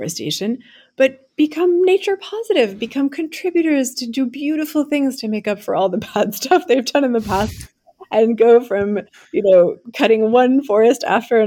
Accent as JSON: {"language": "English", "country": "France", "also_born_or_lived": "United States", "moved": "as an adult", "said": "I'm French American, as you can probably tell from my name. And after coming to the US for college and law school at Yale"}